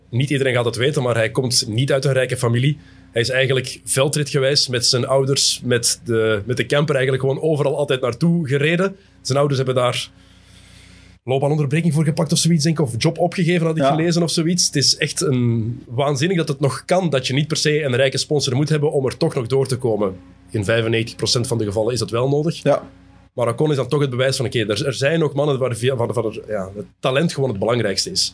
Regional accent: Belgium; Als Belg

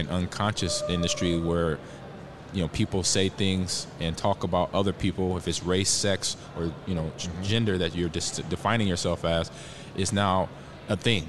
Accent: Omaha, Nebraska, United States; even though this is not my hometown, but it kind of is because I grew up in Omaha.

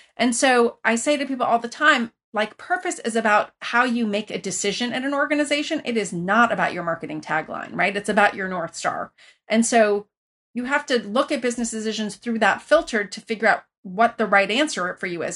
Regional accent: Iran; also born or lived in Lafayette, California, United States; now in United States; I grew up originally in Iran, where you were connected to everybody

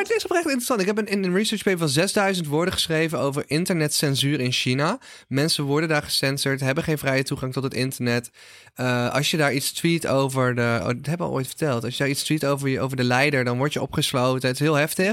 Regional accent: North Brabant, Netherlands; Ik kom uit Brabant, heb altijd carnaval

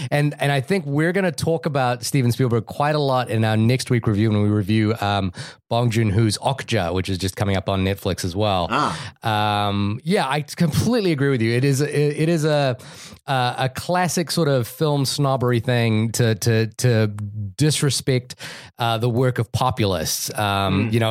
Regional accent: New Zealand; I'm from New Zealand, by the way.

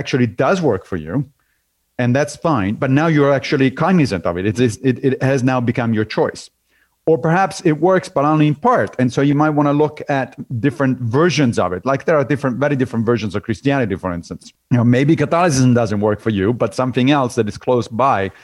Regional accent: Rome, Lazio, Italy; moved away as an adult; now in New York, United States; I grew up in Rome.

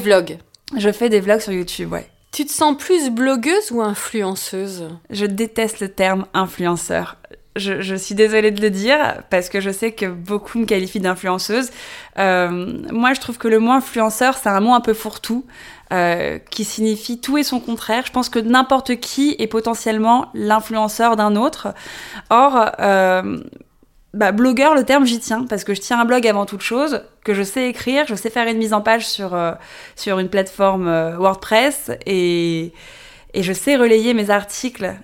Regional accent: Paris, Île-de-France, France; née, j'ai grandi à Paris

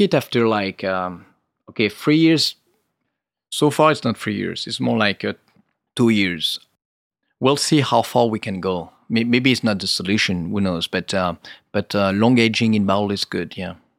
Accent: Rhône Valley, Auvergne-Rhône-Alpes, France; I'm from the Rhône Valley

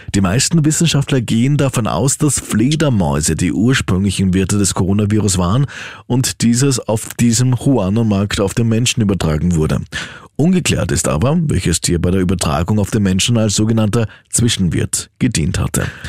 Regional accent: Austria; Bei uns in Österreich

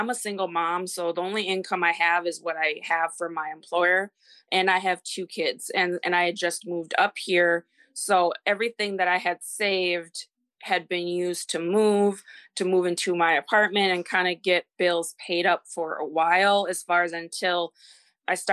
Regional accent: Minnesota, United States; also born or lived in Texas; I am from Minnesota, and I am 33.

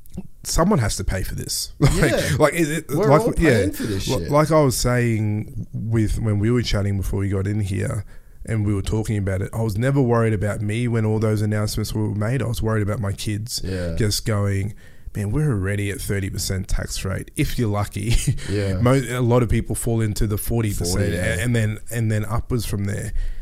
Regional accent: Melbourne, Victoria, Australia; born there; I was born in Melbourne. My dad was literally first generation from Ghana. Came here with $30 and some clothes.

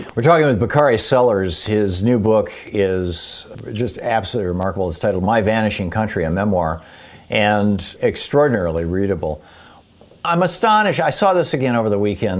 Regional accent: Michigan, United States; moved away as an adult; also born or lived in Atlanta, Georgia; I grew up in Michigan

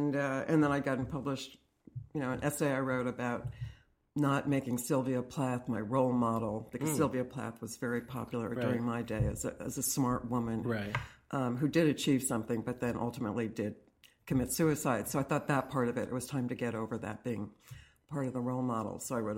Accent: Fairfield, Connecticut, United States; I grew up in Fairfield, Connecticut, mm-hmm.

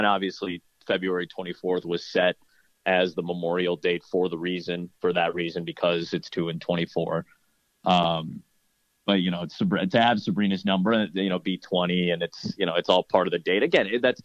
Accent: Chicago, Illinois, United States; I grew up in Chicago

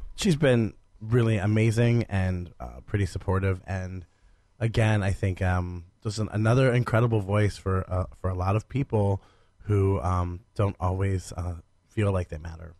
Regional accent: Stark County, Ohio, United States; my hometown in Stark County

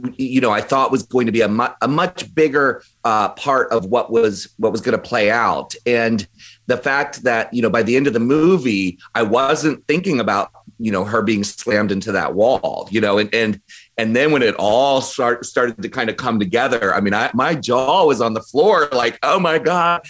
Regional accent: Maryland, United States; I grew up in Maryland

